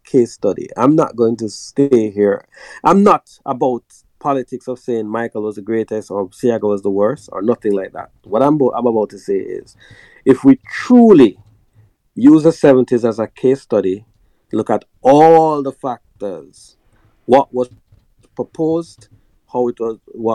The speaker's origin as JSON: {"language": "English", "country": "Jamaica", "said": "as Jamaican people"}